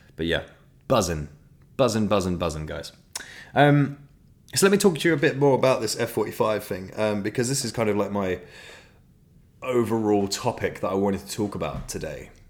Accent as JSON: {"language": "English", "town": "Ashford", "region": "South East England", "country": "United Kingdom", "tie": "born or raised there", "said": "where I was born in Ashford in Kent"}